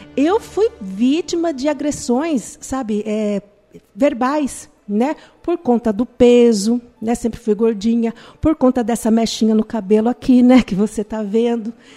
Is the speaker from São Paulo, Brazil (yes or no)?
yes; Itapetininga, São Paulo, Brazil; Nós somos de Tapetininga